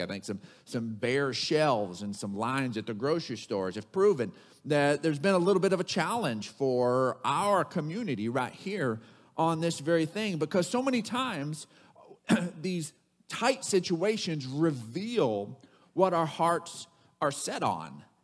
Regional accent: Odessa, Texas, United States; growing up in Odessa, Texas

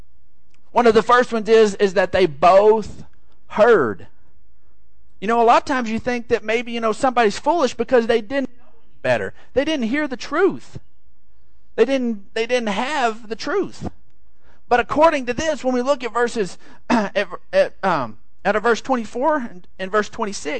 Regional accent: San Angelo, Texas, United States; we're from San Angelo

